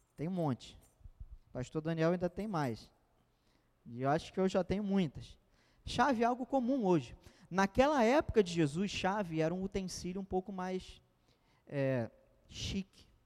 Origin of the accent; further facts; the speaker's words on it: Brazil; Eu sou cidadão brasileiro de nascimento